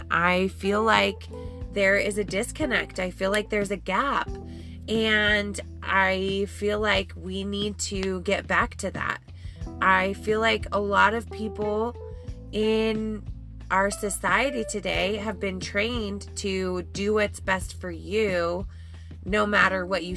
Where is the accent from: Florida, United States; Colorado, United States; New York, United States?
Colorado, United States; growing up in Colorado in the summer